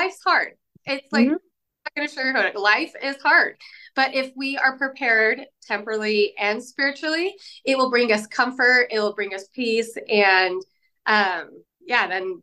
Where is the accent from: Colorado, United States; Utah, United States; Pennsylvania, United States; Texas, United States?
Utah, United States; I am from Utah. And I grew up here my whole life